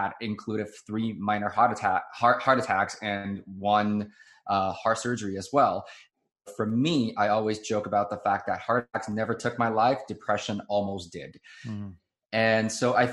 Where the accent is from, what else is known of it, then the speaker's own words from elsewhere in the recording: Taiwan; I was born and raised in Taiwan